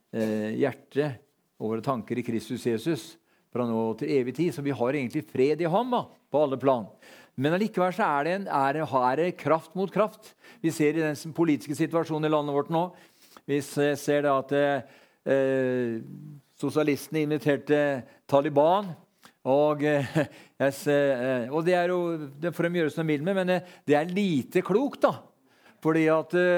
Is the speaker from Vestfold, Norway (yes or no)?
no; Sarpsborg, Østfold, Norway; Når vi var guttunger, så vokste vi opp eh, nede på Alvim